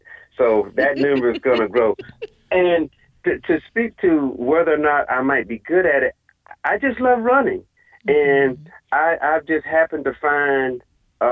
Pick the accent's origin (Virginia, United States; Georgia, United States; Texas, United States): Georgia, United States; Girard; now in Columbia, United States; I live in Columbia, South Carolina, but I'm from a small town about 30 minutes below Augusta called Girard, Georgia.